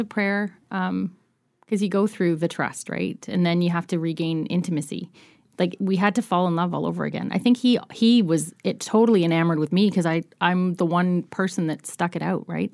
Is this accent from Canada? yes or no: yes; Nova Scotia, Canada; moved away; I'm from Nova Scotia